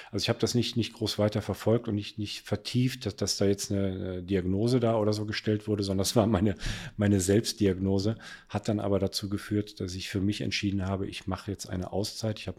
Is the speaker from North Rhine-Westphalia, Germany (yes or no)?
yes; Cologne, North Rhine-Westphalia, Germany; Zu dem Zeitpunkt war ich in Frankfurt damals und wollte aber irgendwann mal nach Köln zurück. Ich bin Kölner äh, durch und durch und ähm, habe die Wohnung in Köln gekauft